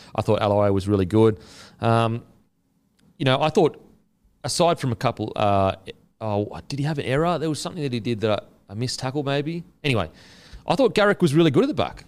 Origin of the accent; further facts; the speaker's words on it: Australia; I'm extremely proud as an Australian of our history